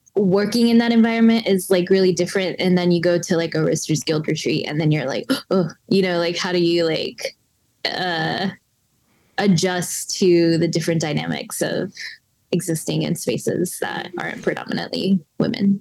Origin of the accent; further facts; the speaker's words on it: Cherokee, North Carolina, United States; now in Durham, United States; I grew up in Cherokee, North Carolina